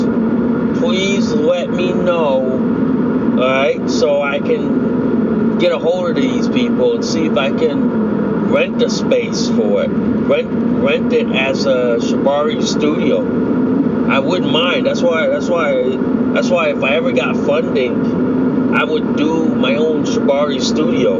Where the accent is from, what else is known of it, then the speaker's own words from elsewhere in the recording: United States; I'm Laotian American.